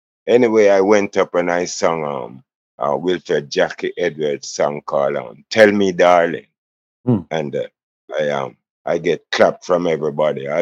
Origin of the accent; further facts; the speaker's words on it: Kingston, Jamaica; also born or lived in Jones Town, Kingston; I was born in Jonestown and grew up in Trenchtown.